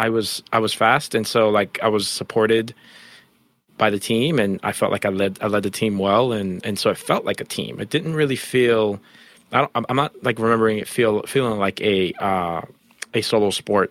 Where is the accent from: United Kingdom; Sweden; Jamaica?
Jamaica; we're Jamaican track stars that came from Jamaica.